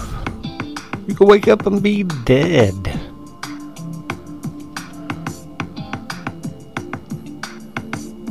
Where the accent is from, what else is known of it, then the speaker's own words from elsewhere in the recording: United States; being American